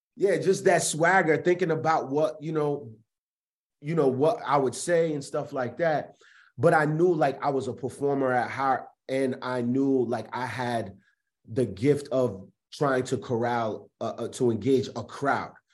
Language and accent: English; Providence, Rhode Island, United States; also born or lived in Richmond, Virginia / Atlanta; I am born and raised in Providence, Rhode Island